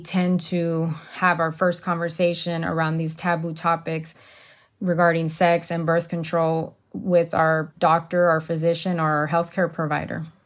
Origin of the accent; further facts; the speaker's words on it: Texas, United States; now in Arizona, United States; as a Latina growing up in Texas